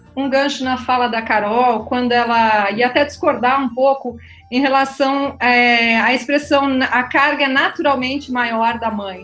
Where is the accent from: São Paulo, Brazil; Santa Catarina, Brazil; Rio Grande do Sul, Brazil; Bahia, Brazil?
Rio Grande do Sul, Brazil; accent: gaúcho; moved away as an adult; also born or lived in Florianópolis; now in Rio Grande do Norte, Brazil; eu sou gaúcha, me formei em ciências biológicas e licenciatura e bacharelado na Universidade Federal do Rio Grande do Sul